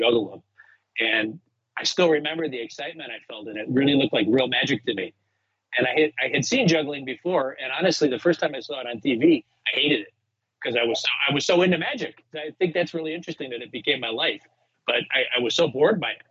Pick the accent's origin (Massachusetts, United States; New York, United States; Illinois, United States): Illinois, United States; Chicago; accent: Chicago; I grew up in Chicago